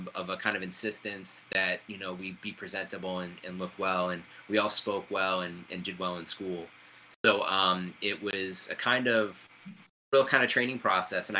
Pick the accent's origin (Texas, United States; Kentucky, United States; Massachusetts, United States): Massachusetts, United States; Salem; also born or lived in Lynn, Massachusetts; my hometown of Lynn, Massachusetts. So, you know, growing up in Salem